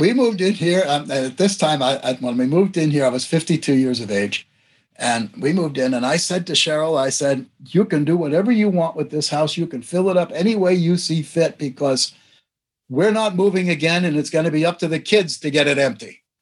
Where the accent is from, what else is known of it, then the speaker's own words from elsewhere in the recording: New Jersey, United States; moved away as an adult; now in South Dakota, United States; where I grew up in New Jersey